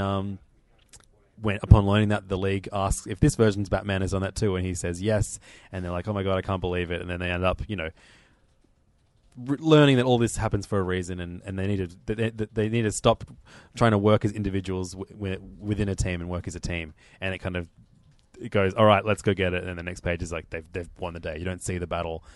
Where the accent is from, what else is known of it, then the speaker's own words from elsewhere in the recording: Australia; as an Australian